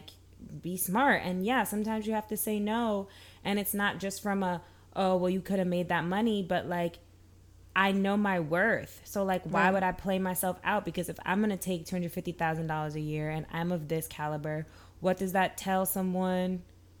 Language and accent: English; New York, United States; growing up in New York, I feel like so many of us, like we did African dance